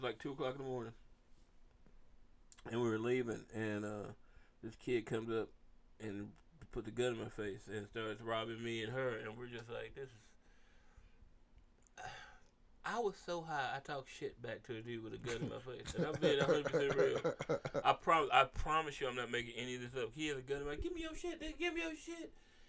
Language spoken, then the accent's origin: English; Memphis, Tennessee, United States; It's Memphis. I didn't grow up anywhere else. Memphis was fun.